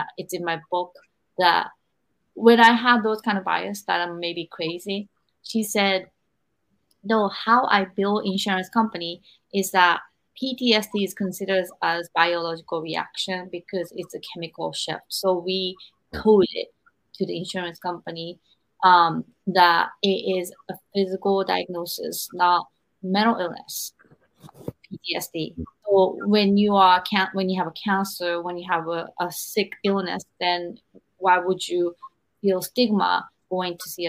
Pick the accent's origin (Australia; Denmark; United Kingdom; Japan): Japan; I'm 45 years old and I grew up in Japan